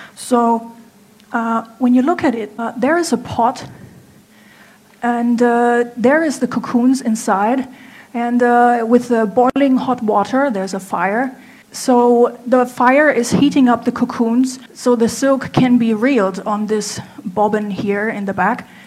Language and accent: English; Germany; moved away as an adult; now in Hangzhou, China; I'm from Germany, I'm 33 years old